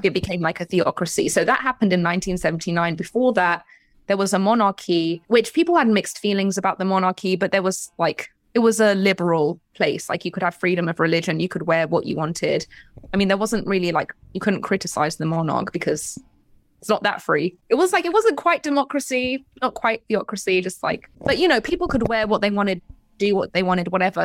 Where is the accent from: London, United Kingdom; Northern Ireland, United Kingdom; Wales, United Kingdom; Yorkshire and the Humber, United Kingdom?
London, United Kingdom; moved away as an adult; also born or lived in Iran (parents); now in Los Angeles, United States; I was born in London. I, my parents are from Iran